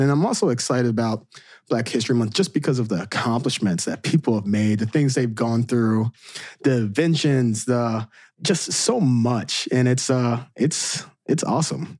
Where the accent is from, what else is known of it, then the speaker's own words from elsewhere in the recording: Southern Illinois, United States; moved away as an adult; also born or lived in Saint Louis; me growing up in Southern Illinois